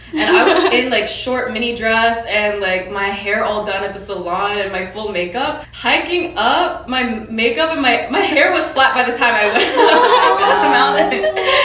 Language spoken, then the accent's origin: English; Canada; moved away as an adult; also born or lived in Korea; now in South Korea; I was born in Korea as well, but I moved to Canada in grade two in Korea. And then I've been in Canada ever since.